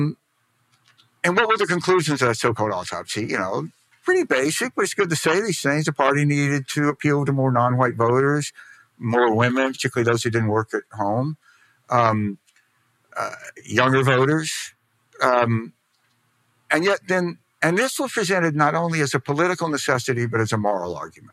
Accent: Mississippi, United States; I'm from Mississippi

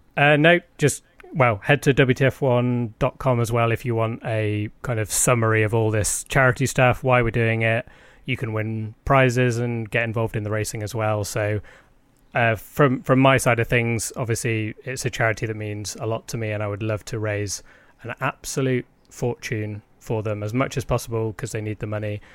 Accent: United Kingdom

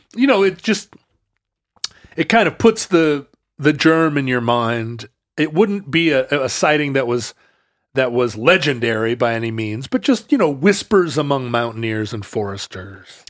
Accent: Pacific Northwest, United States; I grew up in the Pacific Northwest

